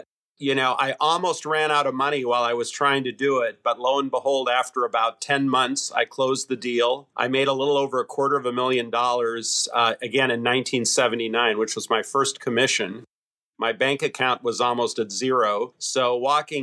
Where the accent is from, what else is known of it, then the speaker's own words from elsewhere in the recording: Seattle, Washington, United States; I grew up in Seattle. I was the first U.S. citizen in my family